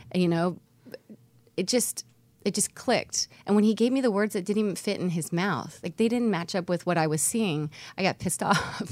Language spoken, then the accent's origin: English; Homestead, Florida, United States; South Florida